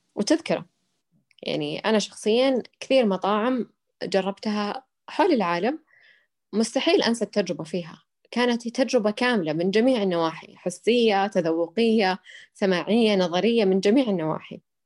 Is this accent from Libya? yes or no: no; Saudi Arabia; عندنا بالسعوديه